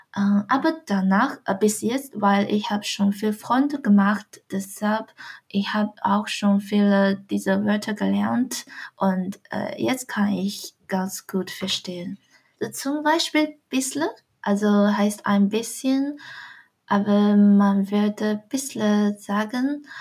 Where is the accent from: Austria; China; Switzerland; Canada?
China; Dongying, Shandong; German is a second language; moved away as an adult; also born or lived in Swabia, Germany; now in Germany; Ich komme aus äh, einer sehr kleinen Stadt von China namens Dongying aus Shandong-Provinz